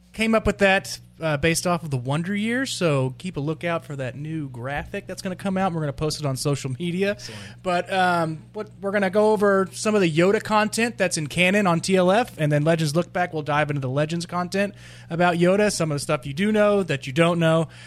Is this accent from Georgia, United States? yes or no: no; Texas, United States; I am from Texas, but anybody in Dallas is like a uh, continent away from me